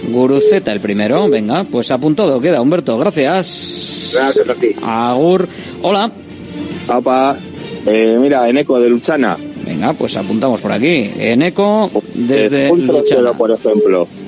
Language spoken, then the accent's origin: Spanish; Bilbao, Basque Country, Spain; Hola, buenas … de Bilbao.